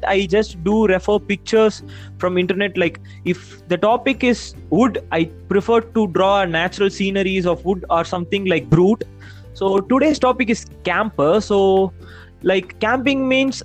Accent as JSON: {"language": "English", "town": "Salem", "region": "Tamil Nadu", "country": "India", "said": "I'm from Salem."}